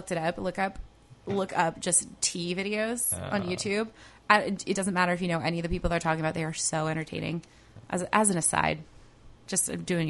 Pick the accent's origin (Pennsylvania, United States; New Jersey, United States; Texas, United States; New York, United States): Pennsylvania, United States; Upper Main Line; moved away; I'm from the Upper Main Line in Pennsylvania, which is like the worst place.